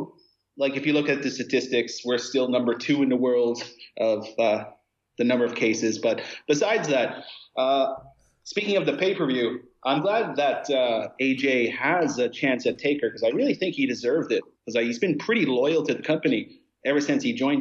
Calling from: South Korea; I'm you from South Korea.

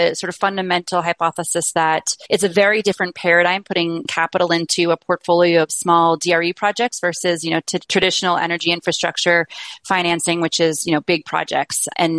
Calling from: Colorado, United States; I'm joining from Colorado, so not too far away from most of the folks listening in today.

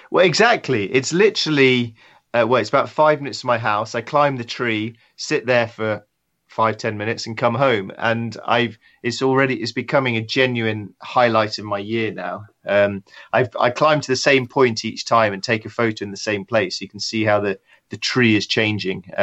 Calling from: England, United Kingdom; Uh, I'm in a little shed in my garden um, where I work. It's just just outside London.

